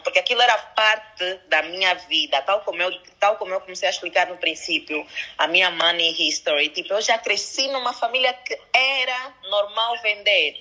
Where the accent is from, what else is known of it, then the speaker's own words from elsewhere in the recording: DR Congo; eu nasci no Congo Democrático, a minha mãe é congolesa e o meu pai é angolano